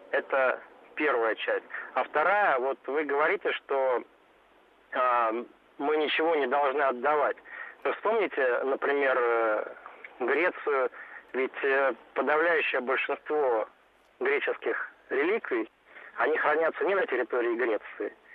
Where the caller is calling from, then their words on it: Saint Petersburg, Russia; Я звоню из Петербурга